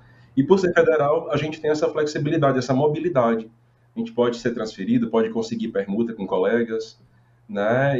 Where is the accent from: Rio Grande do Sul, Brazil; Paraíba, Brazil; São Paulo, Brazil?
Paraíba, Brazil; moved away; also born or lived in Roraima / Fortaleza; no sertão paraibano, que é minha terra, né? Eu sou paraibano